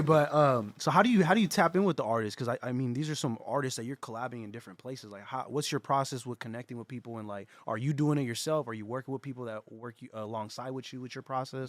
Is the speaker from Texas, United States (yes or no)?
no; San Jose, California, United States; we're from San Jose